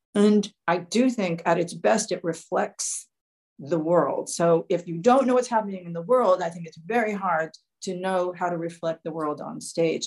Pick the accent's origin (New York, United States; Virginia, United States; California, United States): New York, United States; I was born in New York, but my heart is in Nashville.